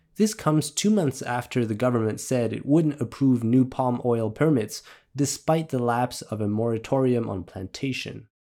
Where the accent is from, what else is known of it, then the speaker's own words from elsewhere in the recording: France; I was raised in France